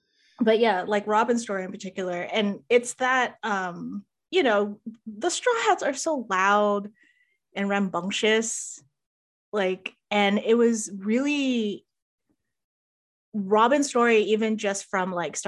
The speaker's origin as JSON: {"language": "English", "country": "Philippines", "tie": "born or raised there", "said": "there's so many whitening products, like, growing up in the Philippines."}